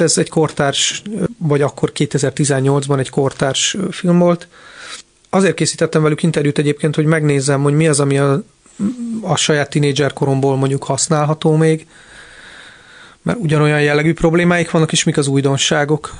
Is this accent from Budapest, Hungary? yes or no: yes; Budapest, Hungary; Budapest külvárosban nőttem föl